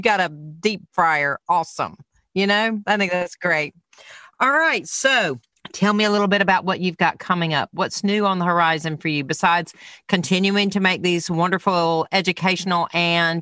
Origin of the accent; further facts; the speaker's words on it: the South, United States; I'm from the South